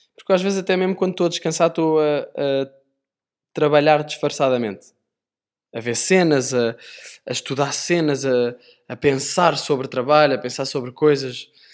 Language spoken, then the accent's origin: Portuguese; Sintra, Lisbon, Portugal; Eu sou de Sintra